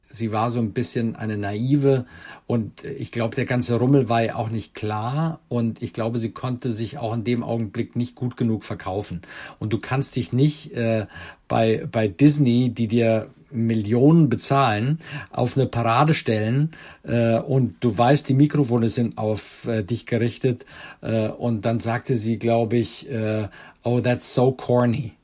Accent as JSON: {"language": "German", "country": "Germany", "said": "bei uns in Deutschland"}